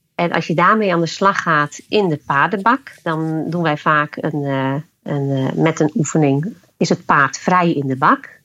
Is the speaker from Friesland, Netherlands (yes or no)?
yes; Friesland, Netherlands; ik kom uit Friesland.